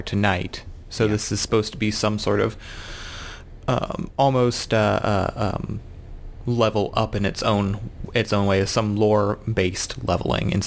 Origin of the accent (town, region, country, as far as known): United States